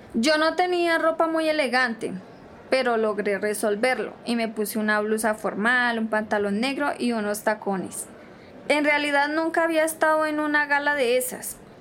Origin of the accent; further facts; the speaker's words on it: Caquetá, Colombia; Venimos de Colombia, del Caquetá